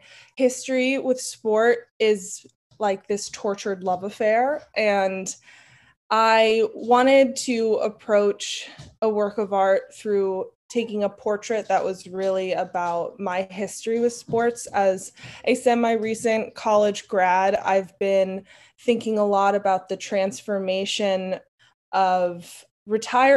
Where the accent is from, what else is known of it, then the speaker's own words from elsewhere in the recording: New York City, New York, United States; I grew up in Brooklyn, New York